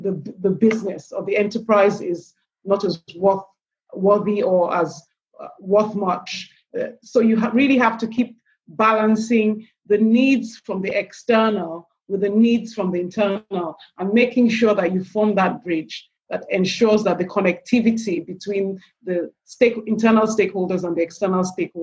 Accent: Nigeria; also born or lived in England; I'm Nigerian by birth. I run a business in Nigeria

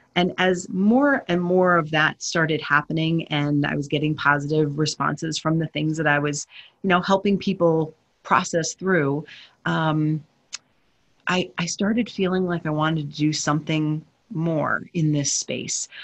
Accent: New Jersey, United States; I grew up in New Jersey

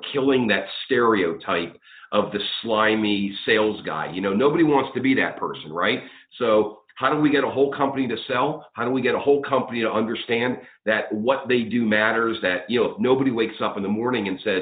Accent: outside of Pittsburgh, Pennsylvania, United States; I grew up outside of Pittsburgh

